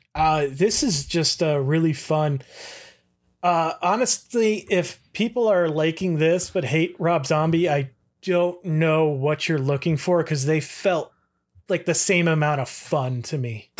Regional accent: Toledo, Ohio, United States; I'm from the Toledo area

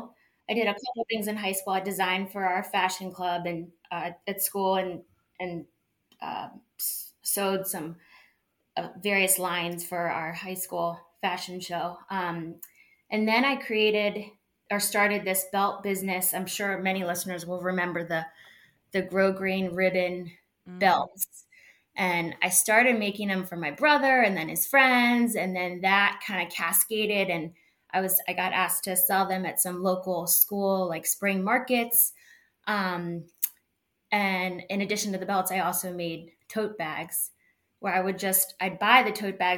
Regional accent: Chevy Chase, Maryland, United States; I grew up in Chevy Chase and then moved back here after college

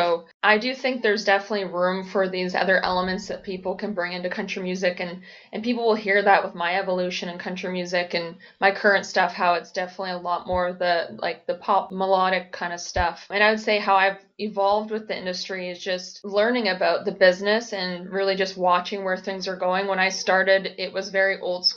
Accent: Peterborough, Ontario, Canada; my youth growing up in Peterborough

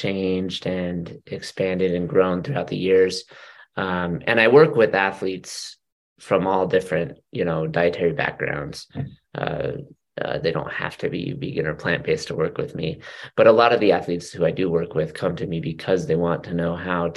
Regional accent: Utah, United States; born or raised there; now in Orem, United States

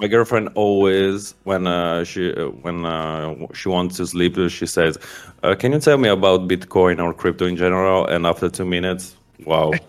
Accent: Milan, Lombardy, Italy; I'm from Italy, from Milan

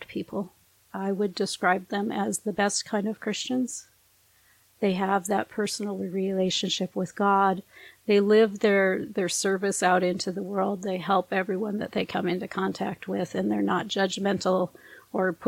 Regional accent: northern Minnesota, United States; I'm raised by a German and a Norwegian in northern Minnesota

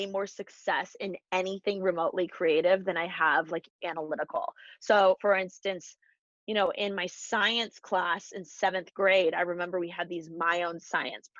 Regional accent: Bloomington, Indiana, United States; moved away as an adult; now in Los Angeles, United States; I'm from Bloomington, Indiana

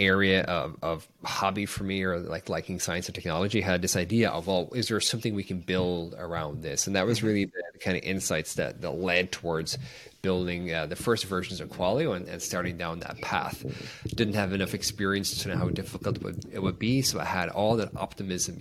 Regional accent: Ireland; moved away as an adult; I grew up in Ireland in a small town

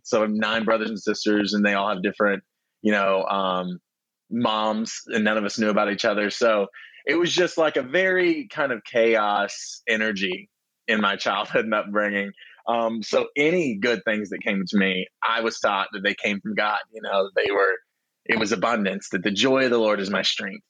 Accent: Texas, United States; now in Los Angeles, United States; I'm from Texas, born and bred

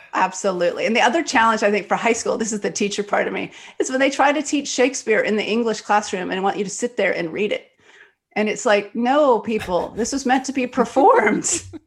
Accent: Texas Gulf Coast, United States; I was born in Texas on the Gulf Coast

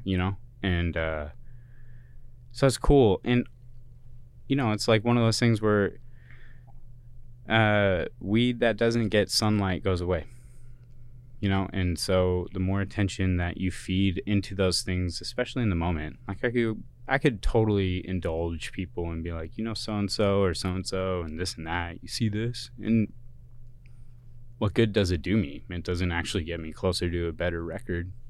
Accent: Kent, Washington, United States; moved away as an adult; also born or lived in Boston, Massachusetts / Colorado / California; I am originally from the P N

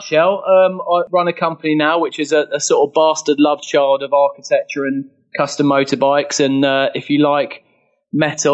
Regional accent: London, United Kingdom; I'm from London, born and bred originally

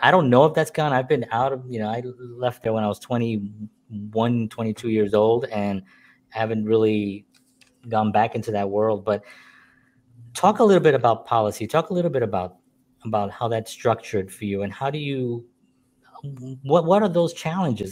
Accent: New York City, New York, United States; I grew up in the Bronx

